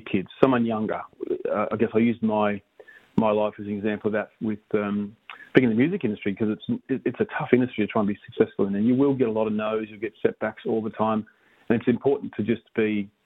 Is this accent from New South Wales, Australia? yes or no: no; Chinchilla, Queensland, Australia; born or raised there; moved away; also born or lived in Miles, Queensland